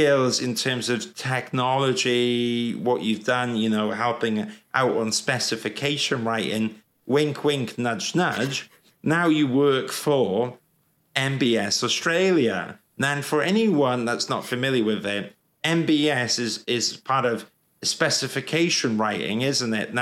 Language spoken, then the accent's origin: English; Wales, United Kingdom; moved away as an adult; also born or lived in London; when I was growing up in Wales